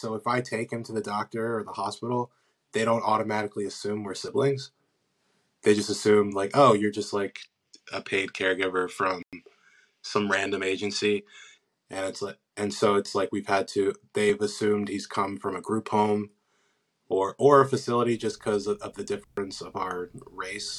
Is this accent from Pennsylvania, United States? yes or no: yes; Pennsylvania, United States; I'm from Pennsylvania. I live in Wynwood.